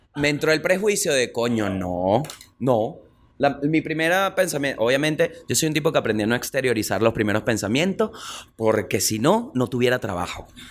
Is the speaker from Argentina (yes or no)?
no; Venezuela